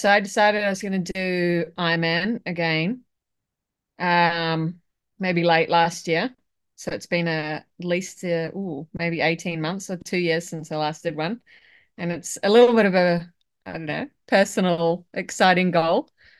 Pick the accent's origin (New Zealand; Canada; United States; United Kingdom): New Zealand; now in Australia; a supposed proud Kiwi New Zealander, but I live in Australia